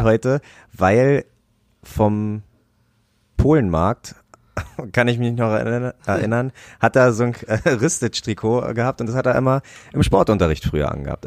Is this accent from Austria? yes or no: no; Brandenburg, Germany; moved away; Ich bin in einem kleinen Kaff groß geworden in Brandenburg